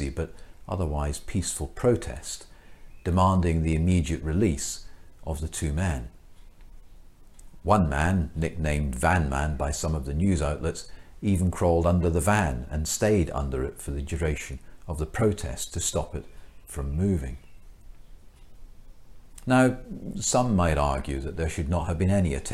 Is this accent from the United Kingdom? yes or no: yes; Glasgow, Scotland, United Kingdom; moved away; I was born and brought up in Glasgow